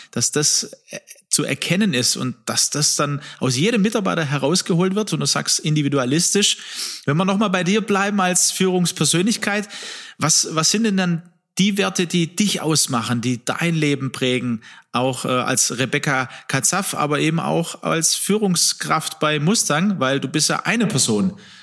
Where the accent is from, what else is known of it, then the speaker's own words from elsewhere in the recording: Swabia, Baden-Württemberg, Germany; ich bin ja aus Schwaben